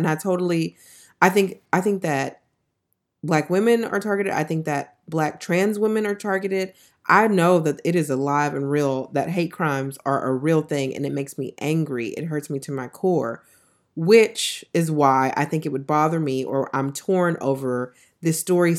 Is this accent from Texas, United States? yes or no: yes; Texas, United States; And I don't know, I'm from Texas.